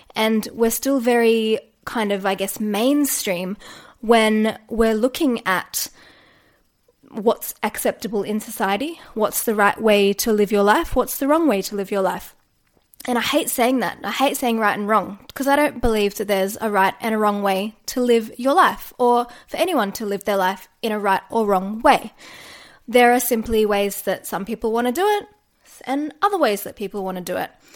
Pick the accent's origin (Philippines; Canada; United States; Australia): Australia; accent: Australian; also born or lived in Newcastle, New South Wales; I am a yoga teacher based in Newcastle, New South Wales, and if you can't tell from the accent, I am Australian.